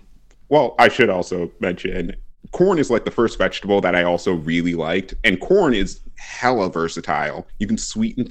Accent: Trinidad & Tobago; I'm Trinidadian and Grenadian.

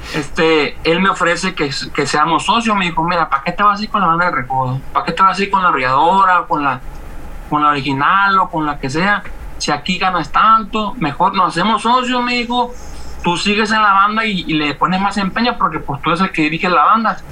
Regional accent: Mazatlán, Sinaloa, Mexico; yo este, radico de Mazatlán, soy de Mazatleco 100%

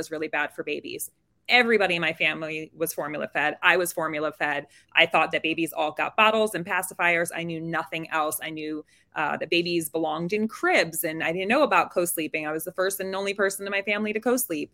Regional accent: New York City, New York, United States; I'm from New York City

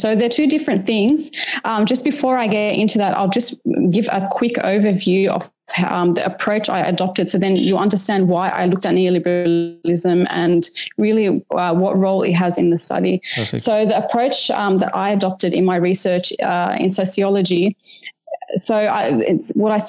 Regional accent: Australia; On a personal level, as an Australian Lebanese mother, I wanted to learn about the dynamics that influence the education

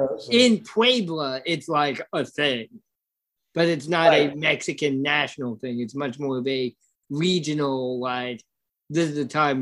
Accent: Ireland; even though, you know, I'm Irish, bro.

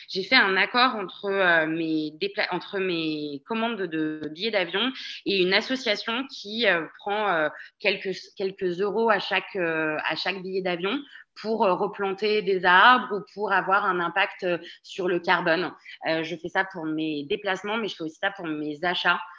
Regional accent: France; moved away as an adult; je suis une vraie Française de l'étranger. Je suis partie de France à 23 ans.

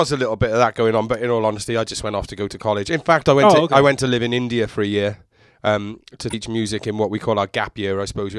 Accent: Cardiff, Wales, United Kingdom; also born or lived in London; now in San Diego, United States; I'm from Wales in the UK, a city called Cardiff.

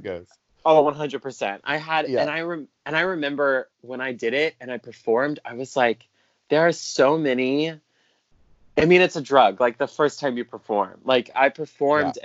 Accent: South Carolina, United States; moved away; I'm from South Carolina originally

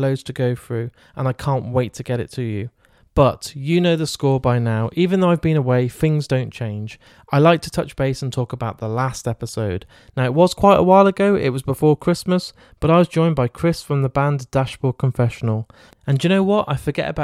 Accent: Shrewsbury, West Midlands, United Kingdom; Shrewsbury, so I'm a Shropshire boy

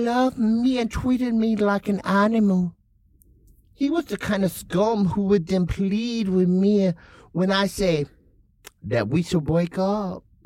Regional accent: South Carolina, United States; I'm from South Carolina

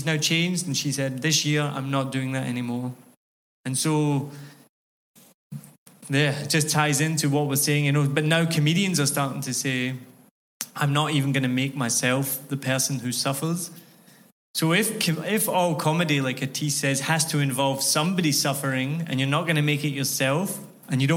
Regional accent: Scotland, United Kingdom; moved away; I'm the person who suffers as the Scotsman that no one can understand

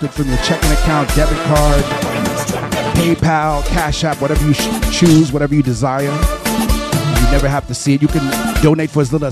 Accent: Brooklyn, New York, United States; also born or lived in Port-au-Prince, Haiti / Canada / New Jersey; All my people in Haiti. Much love, much love, much love. I was born in Port au Prince been here most of my life. Grew up in Brooklyn, Canada, Jersey, and now back in Brooklyn.

